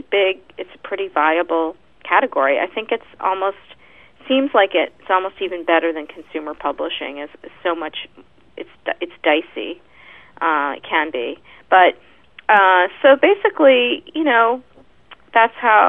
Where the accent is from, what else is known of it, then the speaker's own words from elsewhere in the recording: Pennsylvania, United States; now in New York, United States; I grew up in Pennsylvania